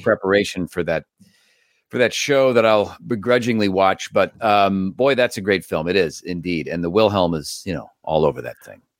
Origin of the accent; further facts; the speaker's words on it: Cleveland, Ohio, United States; moved away; I grew up in Cleveland.